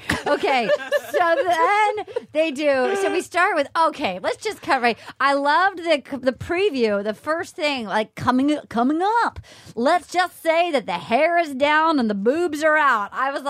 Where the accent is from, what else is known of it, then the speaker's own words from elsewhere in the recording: Northern New England, United States; I'm from Northern New England.